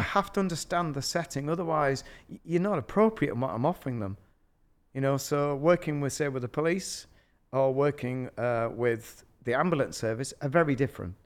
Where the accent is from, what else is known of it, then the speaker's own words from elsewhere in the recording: Yorkshire and the Humber, United Kingdom; I'm from Yorkshire